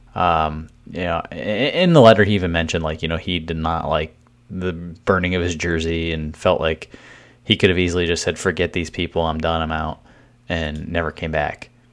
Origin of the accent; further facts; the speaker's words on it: Cleveland, Ohio, United States; my hometown team